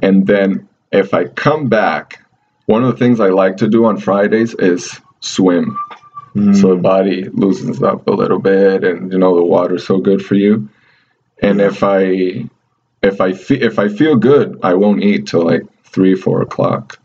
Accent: Venezuela; now in United States; in Venezuela, in my hometown

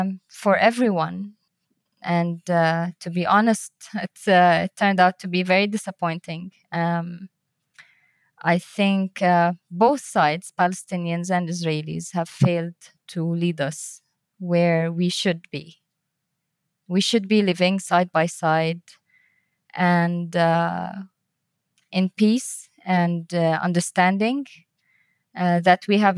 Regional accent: Bulgaria; born there; also born or lived in Tunisia / Libya; I was born in Bulgaria. We moved then to Tunisia and Libya, and my parents before that were also all over the place between Syria and Lebanon.

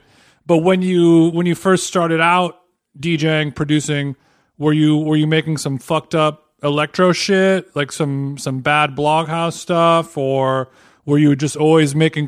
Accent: Huntington Beach, California, United States; I used to live in Orange County. I grew up in Huntington Beach

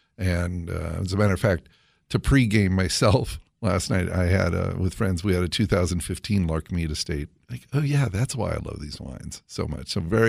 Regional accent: California, United States; I'm from California

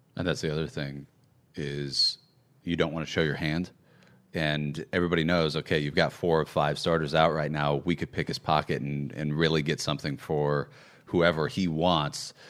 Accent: Chicago, Illinois, United States; moved away; I'm from Chicago

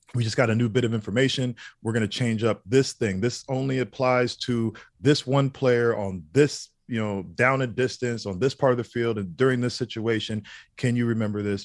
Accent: Indiana, United States; moved away as an adult; also born or lived in Boston / New Jersey / Florida; I grew up in Indiana, went to Boston, lived in Jersey

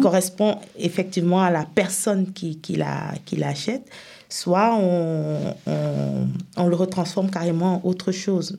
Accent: Cameroon; moved away as an adult; also born or lived in Senegal / France; now in Epinal, France; je suis camerounaise à la base

